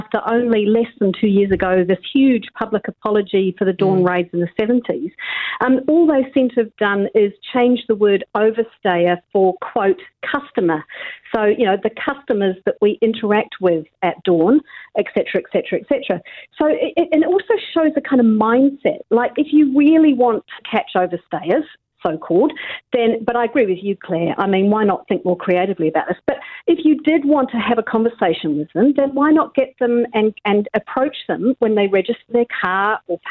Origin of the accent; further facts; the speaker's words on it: England, United Kingdom; now in New Zealand; grew up in England